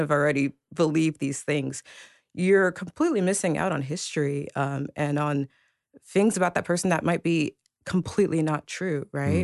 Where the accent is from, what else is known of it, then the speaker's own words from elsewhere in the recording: Princeton, New Jersey, United States; I was born in Princeton, New Jersey